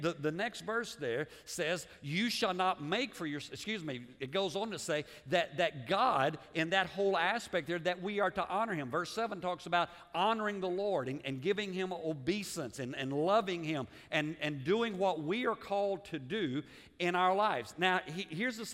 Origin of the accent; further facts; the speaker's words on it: United States; as American